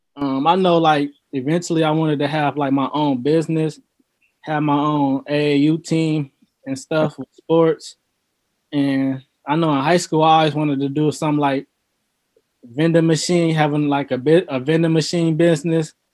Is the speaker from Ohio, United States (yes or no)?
yes; Lorain, Ohio, United States; I'm from Lorain, Ohio. Um, grew up and raised from there, and I've basically been there my whole life